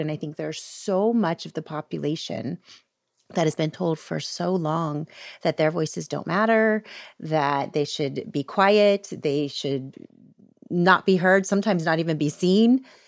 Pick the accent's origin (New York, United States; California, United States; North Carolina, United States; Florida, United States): Florida, United States; I grew up in Florida